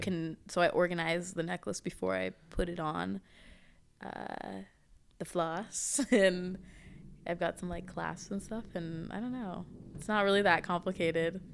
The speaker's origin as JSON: {"language": "English", "town": "Portland", "region": "Oregon", "country": "United States", "said": "I'm from Portland, Oregon"}